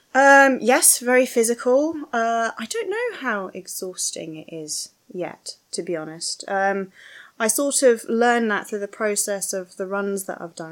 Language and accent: English; London, United Kingdom; I'm a Londoner